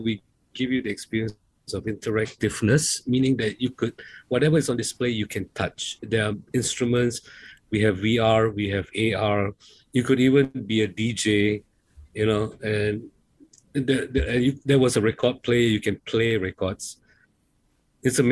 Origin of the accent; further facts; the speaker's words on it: Penang, Malaysia; us growing up in Penang